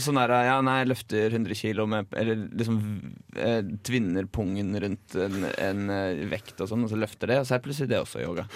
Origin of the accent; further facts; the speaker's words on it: Drammen, Buskerud, Norway; moved away; hjembygda mi, Drammen